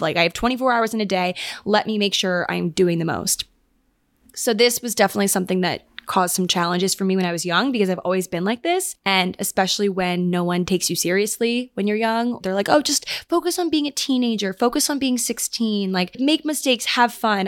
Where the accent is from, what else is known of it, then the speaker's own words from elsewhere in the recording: Maryland, United States; moved away as an adult; now in New York, United States; we actually just lived on the same cul de sac growing up in Maryland